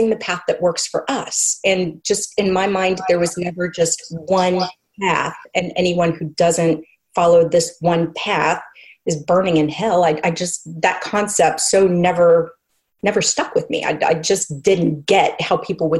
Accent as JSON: {"language": "English", "region": "Oklahoma", "country": "United States", "tie": "born or raised there", "said": "I came back to Oklahoma after college, and I'd been going, before I went to college, I'd been going to an Episcopal church in my hometown"}